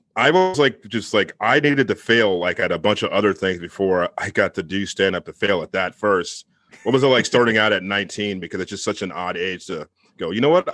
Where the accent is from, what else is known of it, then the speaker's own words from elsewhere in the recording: Northern Virginia, United States; I'm from Northern Virginia.